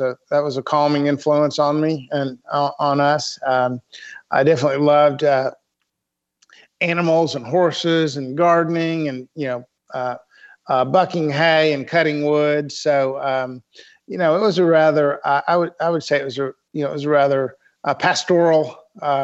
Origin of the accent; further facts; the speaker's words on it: Fayetteville, Arkansas, United States; also born or lived in New York / Bloomington, Indiana / Little Rock, Arkansas; born in New York, a few years in Bloomington, Indiana, but I grew up in Fayetteville, Arkansas, Northwest Arkansas